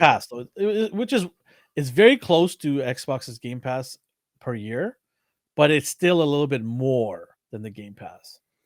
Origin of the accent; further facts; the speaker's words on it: Vancouver, British Columbia, Canada; We are from Vancouver, Canada